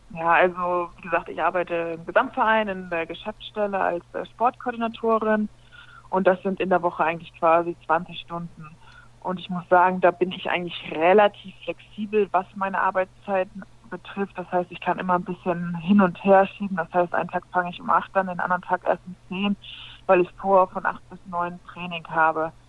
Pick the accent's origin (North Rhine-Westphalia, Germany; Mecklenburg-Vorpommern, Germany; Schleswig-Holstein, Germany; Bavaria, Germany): Schleswig-Holstein, Germany; village near Hamburg; also born or lived in Frankfurt (Oder); now in Buxtehude, Germany; gebürtige Hamburgerin, das ist richtig. Wenn man so groß geworden bin ich in einem kleinen Dorf überhalb von Hamburg in Tornisch.